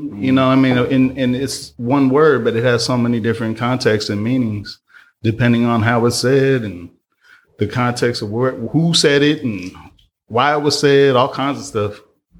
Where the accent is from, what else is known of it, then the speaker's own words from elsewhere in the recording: Oakland, California, United States; I'm from the world. I'm here. I'm from the soil. I'm from Oakland.